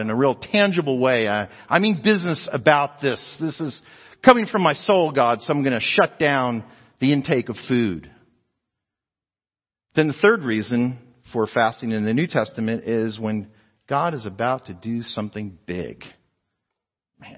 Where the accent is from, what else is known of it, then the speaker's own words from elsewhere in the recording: New Jersey, United States; now in Texas, United States; I was a New Jerseyan, you know, but now I'm a Texan. I've been here longer in Texas than we've been in New Jersey